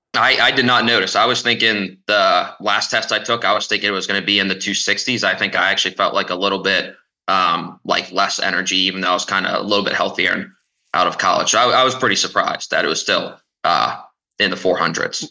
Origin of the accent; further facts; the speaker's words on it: Lancaster, Pennsylvania, United States; moved away; I'm also originally from Lancaster, Pennsylvania